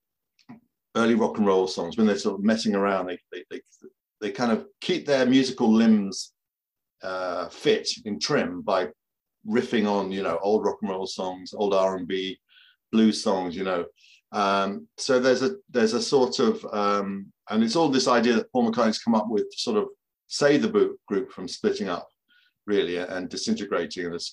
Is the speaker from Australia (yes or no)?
no; United Kingdom; also born or lived in London; as a British person born in 1963, and I grew up in London until I was about 4 or 5. But even after that, we would come back to London regularly because we lived quite near London.